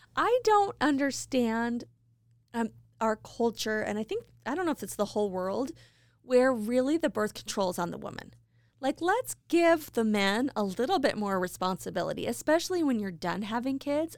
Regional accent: Idaho Falls, Idaho, United States; my hometown, Idaho Falls

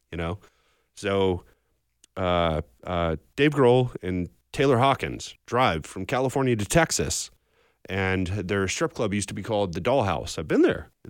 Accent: Belfast, Northern Ireland, United Kingdom; born there; Uh, so I was born in Belfast. Oh, um, nice. My parents are from there. Uh, and I'm Irish Catholic

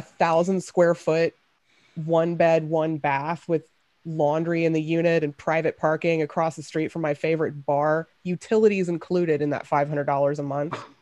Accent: Memphis, Tennessee, United States; now in Seattle, United States; I grew up in Memphis

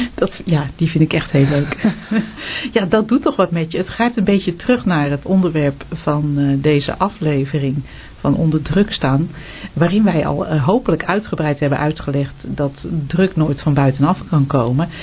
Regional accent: Netherlands; wij zijn ook Nederlanders.

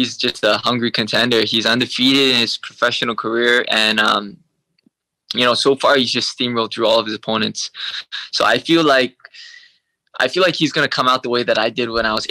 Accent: Hawaii, United States; accent: American; also born or lived in Vancouver, Canada; I was raised my whole life in Hawaii

